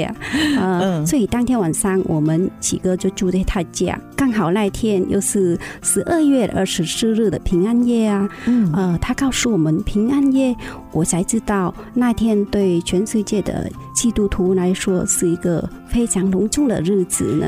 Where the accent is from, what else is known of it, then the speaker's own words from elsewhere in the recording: Vietnam; now in Taiwan; 我是越南的新住民啊，家里是信佛啊